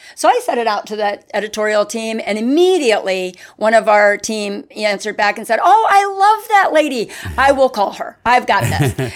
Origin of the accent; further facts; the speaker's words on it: Hop Bottom, Pennsylvania, United States; now in Winter Garden, United States; I'm from a very small town in Pennsylvania. It's called Hop Bottom